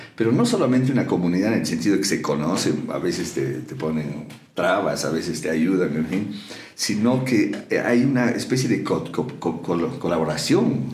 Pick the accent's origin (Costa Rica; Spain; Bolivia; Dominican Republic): Bolivia; La Paz; como paseños y como bolivianos